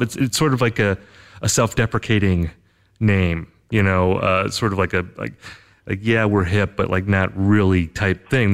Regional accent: United States; I grew up in America. I'm an American, of course.

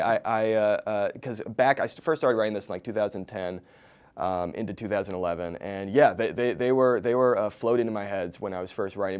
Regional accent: East Coast, United States; now in Los Angeles, United States; I live in L A now but I grew up on the East Coast

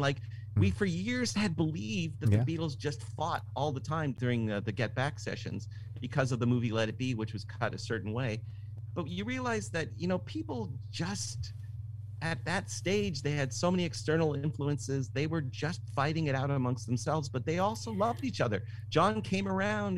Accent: Toronto, Ontario, Canada; now in California, United States; I'm from Toronto

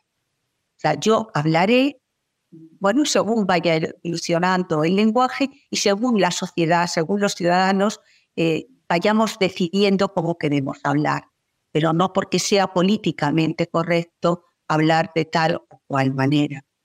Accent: Spain; en mi país

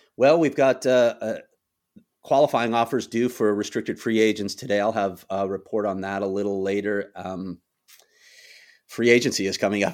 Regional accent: Chicago, Illinois, United States; I grew up in Chicago.

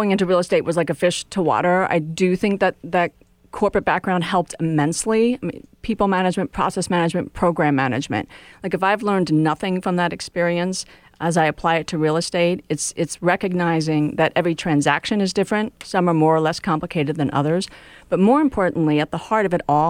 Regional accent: outside of Philadelphia, Pennsylvania, United States; Growing up outside of Philadelphia, my mother was a real estate agent.

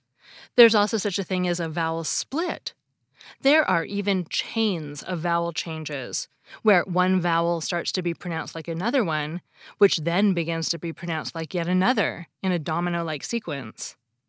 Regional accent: Seattle, Washington, United States; It's actually somewhat surprising that my dialect doesn't have the caught-caught merger, because I grew up in Seattle

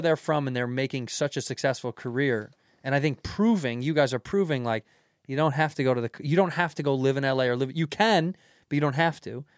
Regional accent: Chicago, Illinois, United States; moved away as an adult; now in New York, United States; I grew up in Chicago in the Jordan era

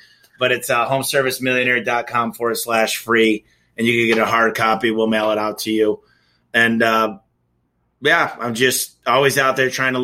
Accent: Michigan, United States; now in Phoenix, United States; I'm from Michigan.

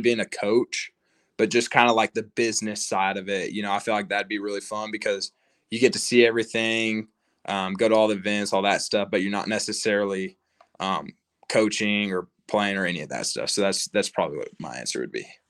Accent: Lubbock, Texas, United States; growing up in Lubbock

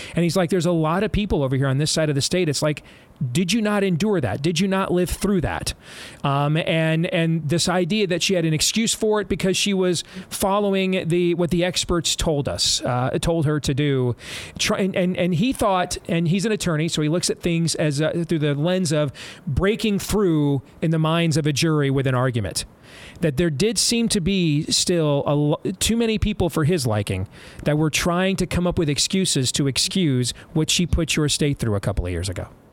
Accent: Michigan, United States; I grew up in Michigan

